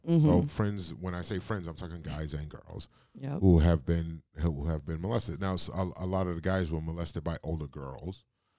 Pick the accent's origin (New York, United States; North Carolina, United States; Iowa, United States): New York, United States; New York City; also born or lived in Richmond, California, United States; now in Northeast Wisconsin, United States; I grew up in Brooklyn, New York, and in the northern California. So the Oakland, the Bay Area, San Francisco area, California. A little town called Richmond.